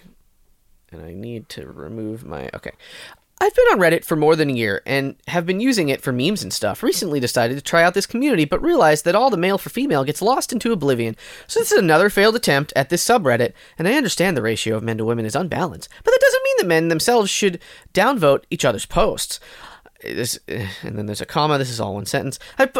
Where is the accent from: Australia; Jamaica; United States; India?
India; I'm from India, Asia.